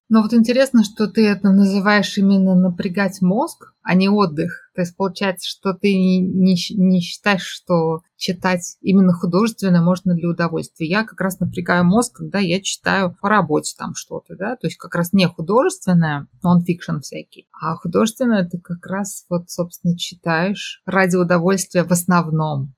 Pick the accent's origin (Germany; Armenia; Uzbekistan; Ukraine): Uzbekistan; Tashkent; Мы все из Ташкента